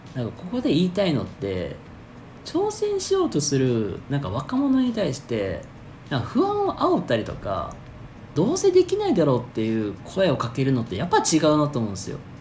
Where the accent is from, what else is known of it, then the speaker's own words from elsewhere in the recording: Hyogo, Japan; 僕の地元兵庫県